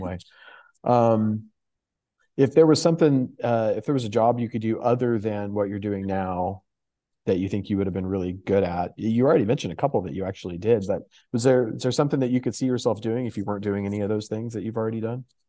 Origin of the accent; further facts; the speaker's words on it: Houston, Texas, United States; moved away; I grew up in Houston